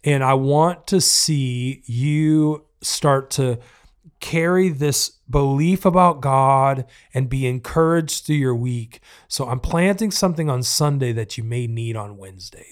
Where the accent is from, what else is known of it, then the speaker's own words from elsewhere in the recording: the South, United States; I'm from the South